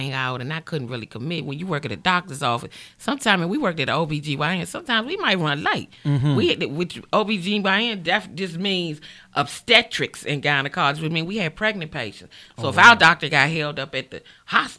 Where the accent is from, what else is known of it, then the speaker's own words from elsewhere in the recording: Washington, District of Columbia, United States; accent: DC; I'm born and raised in Washington, D.C., Southside